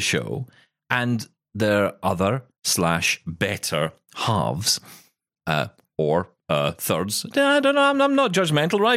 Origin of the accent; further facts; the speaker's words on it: Scotland, United Kingdom; I'm a Scottish